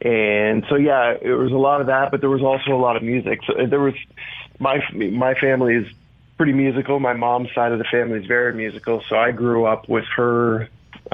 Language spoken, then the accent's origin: English; Markham / Peterborough, Ontario, Canada; also born or lived in Toronto, Ontario; I was born in Peterborough, and then my family moved to a town outside of Toronto called Markham, and I basically spent about the first, about 10 years we spent there until I was about 11 or 12